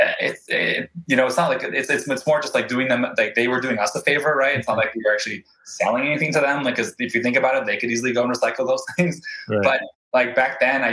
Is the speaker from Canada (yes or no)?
yes; Vancouver, British Columbia, Canada; also born or lived in Krasnoyarsk, Russia / Ofra, Israel; I grew up in Vancouver, lived here my whole life